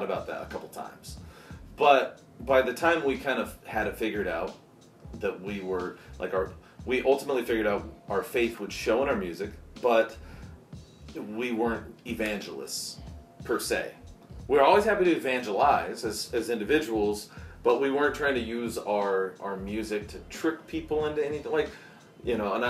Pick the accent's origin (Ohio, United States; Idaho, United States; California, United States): California, United States; Bakersfield; I grew up in California, Bakersfield